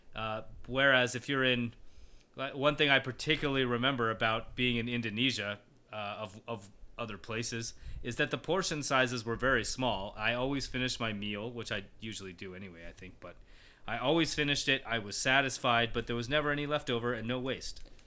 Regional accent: Colorado, United States; I grew up in Colorado, and it's basically been my my life since I was a little kid.

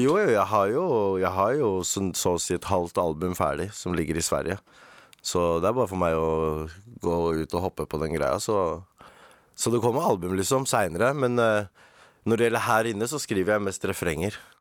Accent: Oslo, Norway; Opprinnelig er jeg fra Eritrea, men jeg er født og oppvokst i Haugenstad. Stovner

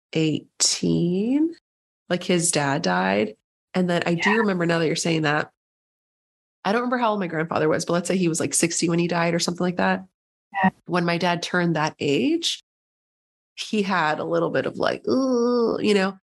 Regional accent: San Diego, California, United States; moved away as an adult; also born or lived in upstate New York; I'm from San Diego, but I went to school in upstate New York

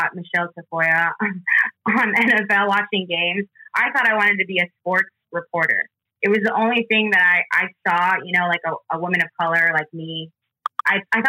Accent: San Jose, California, United States; moved away as an adult; I'm from San Jose, California

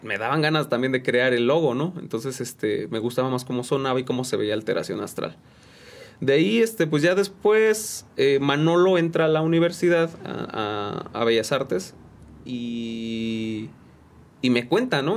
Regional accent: San Juan del Río, Querétaro, Mexico; also born or lived in San Pedro Ahuacatlán; de aquí, de aquí de San Juan del Río

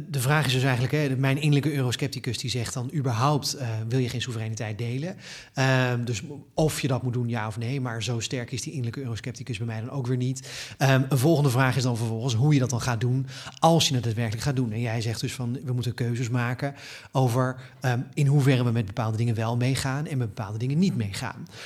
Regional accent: Netherlands

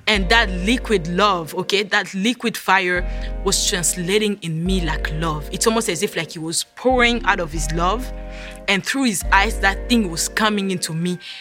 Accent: DR Congo; moved away as an adult; also born or lived in Virginia; now in United States; I am originally from the Democratic, Democratic Republic of Congo

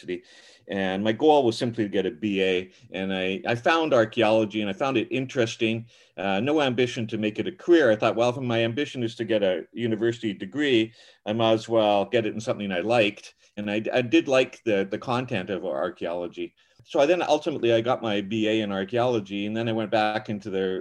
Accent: Vancouver, British Columbia, Canada; now in Pitt Meadows, Canada; I grew up mostly in Metro Vancouver

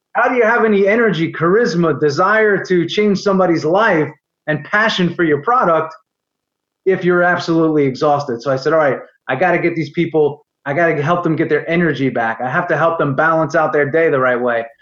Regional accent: New York area, United States; moved away as an adult; also born or lived in Florida; I'm from the New York area as you may be able to tell from my accent.

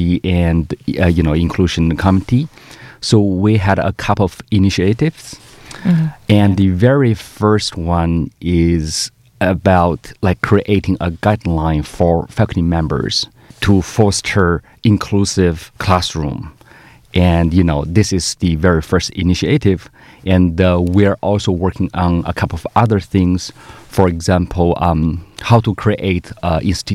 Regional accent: Northeast China, China; moved away as an adult; also born or lived in Canada; now in Melbourne, Australia; my hometown is really cold

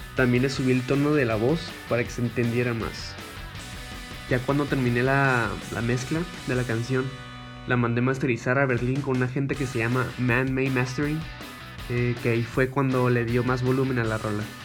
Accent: Tijuana, Baja California, Mexico; compositor de Tijuana

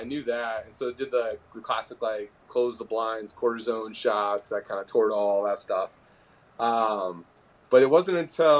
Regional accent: Fairfax, Virginia, United States; also born or lived in moved around; And then I did most of my growing up in Northern Virginia in the Fairfax area. And then went to high school at Robinson High School, Robinson Secondary School.

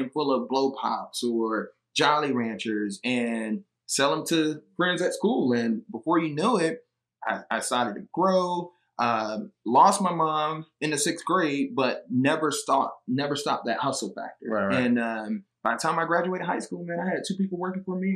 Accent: Atlanta, Georgia, United States; also born or lived in Alabama; I grew up in Atlanta

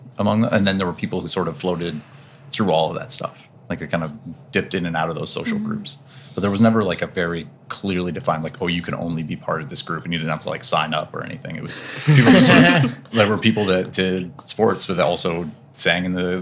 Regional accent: Ohio, United States; I grew up in Ohio. So it's a small town, Midwestern

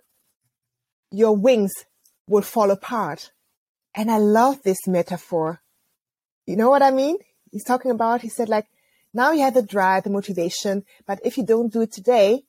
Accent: near Bonn, North Rhine-Westphalia, Germany; I grew up near Bonn. And as you know, Bonn used to be the former capital of Germany.

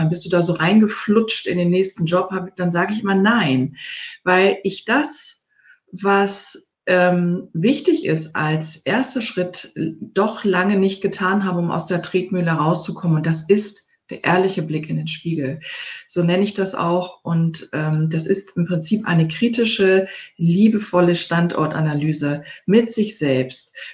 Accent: Hamburg, Germany; Ich komme auch vom Dorf, aber Hamburg ist natürlich meine Heimatstadt. Ich bin jahrelang dort gewesen

